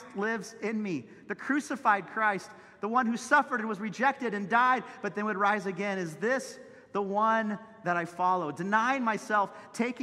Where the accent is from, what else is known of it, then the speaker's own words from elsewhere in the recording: Santa Cruz, California, United States; Chip Ingram, who was my pastor growing up in Santa Cruz